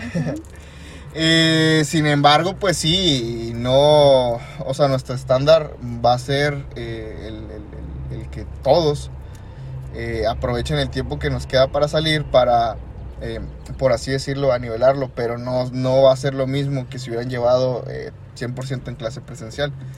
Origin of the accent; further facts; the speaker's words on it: Coahuila, Mexico; nuestro estado de Coahuila